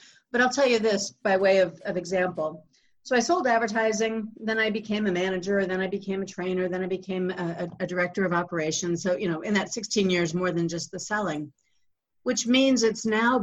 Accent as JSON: {"language": "English", "town": "Kansas City", "country": "United States", "tie": "born or raised there", "said": "I spent 16 years at the Kansas City Star. That was my hometown big city newspaper."}